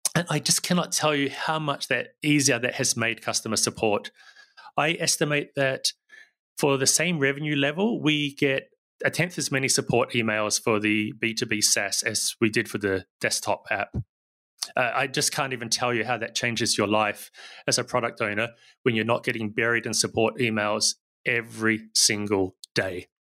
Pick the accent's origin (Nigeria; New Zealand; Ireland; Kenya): New Zealand; now in Barcelona, Spain; I don't sound very Spanish, and that's because I'm originally from New Zealand